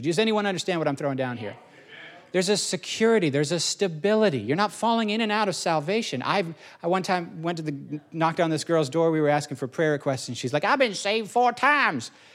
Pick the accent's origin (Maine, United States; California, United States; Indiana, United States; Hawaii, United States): Indiana, United States; I grew up in Indiana